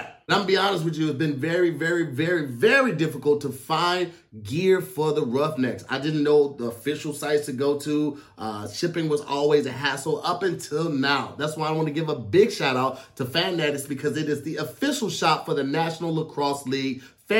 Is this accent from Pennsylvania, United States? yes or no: no; St. Louis, Missouri, United States; I didn't have a lot of experience growing up in St. Louis around it.